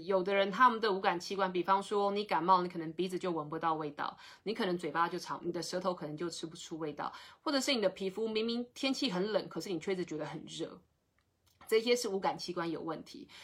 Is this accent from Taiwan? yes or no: yes; Taiwan; 我们台湾人